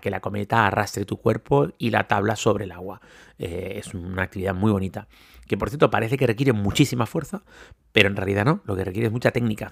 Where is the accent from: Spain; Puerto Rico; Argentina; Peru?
Spain; Tenerife, Canary Islands; Los que no somos de nieve, como es mi caso, que soy de Tenerife